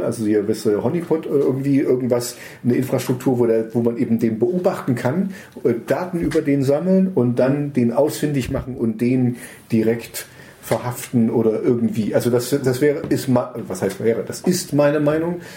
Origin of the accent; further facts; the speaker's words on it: Germany; als Deutscher